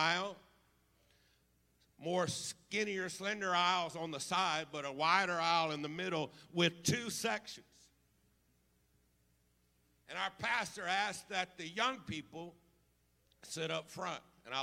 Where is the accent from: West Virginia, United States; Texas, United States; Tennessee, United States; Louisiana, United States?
Louisiana, United States; Baton Rouge; I was raised right here in the Baton Rouge area